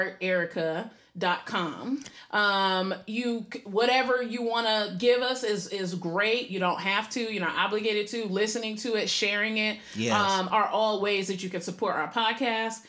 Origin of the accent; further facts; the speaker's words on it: Maryland, United States; also born or lived in Puerto Rico; I'm from Maryland, but I'm also from Puerto Rico, both places.